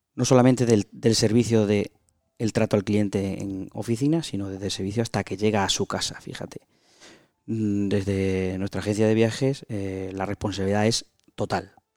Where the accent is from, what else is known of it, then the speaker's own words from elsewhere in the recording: Extremadura, Spain; empresario extremeño